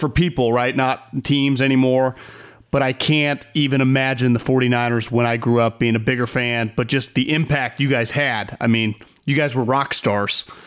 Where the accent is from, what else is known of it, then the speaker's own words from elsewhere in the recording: Davis, California, United States; was born and raised in Davis